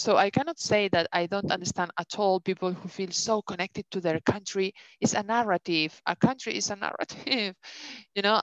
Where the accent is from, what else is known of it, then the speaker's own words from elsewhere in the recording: Spain; accent: thick Spanish; English is a second language; also born or lived in England; now in Denmark; I have such a thick Spanish accent